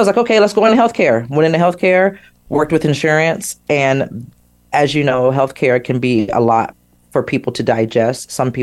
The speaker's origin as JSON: {"language": "English", "town": "Sacramento", "region": "California", "country": "United States", "tie": "born or raised there", "said": "I grew up in Sacramento, California."}